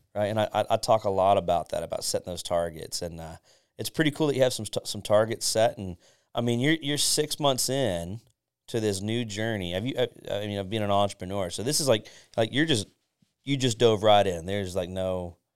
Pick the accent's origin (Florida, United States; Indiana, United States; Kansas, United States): Florida, United States; Pinellas County; I was born and raised in Pinellas